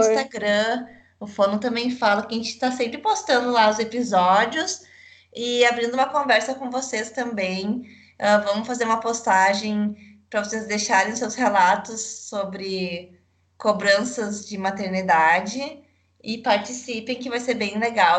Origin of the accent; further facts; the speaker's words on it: São Leopoldo, Rio Grande do Sul, Brazil; accent: gaúcho; eu tô me controlando para ser menos, menos gaúcha